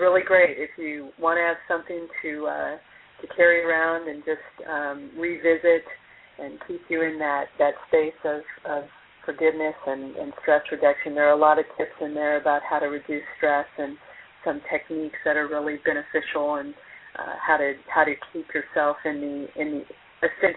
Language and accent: English; California, United States; now in Rollinsford, United States; I'm a California girl myself